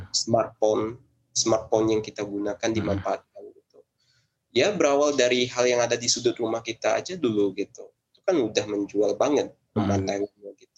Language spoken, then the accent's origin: Indonesian; Kerinci, Jambi, Indonesia; setidaknya ya aku akan mengutamakan kerinci karena ya daerah lain mungkin jauh lebih terkenal daripada daerahku